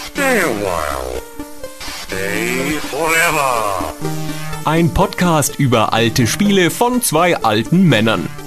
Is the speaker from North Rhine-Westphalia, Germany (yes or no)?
no; Bevern, Lower Saxony, Germany; Wir kommen zusammen aus Befern in Niedersachsen, in Südniedersachsen.